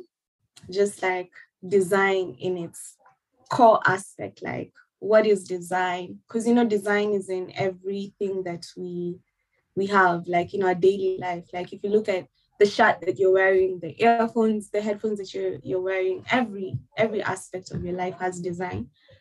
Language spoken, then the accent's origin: English; Nairobi, Kenya; moved away as an adult; now in Perth, Australia; So I'm from Kenya, and from Nairobi, Kenya, representing all the way. I have lived in Kenya all my life.